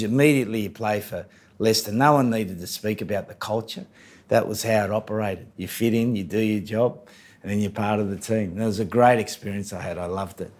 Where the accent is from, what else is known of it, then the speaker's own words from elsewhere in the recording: New South Wales, Australia; moved away as an adult; now in England; we were the best team in New South Wales from this little working class place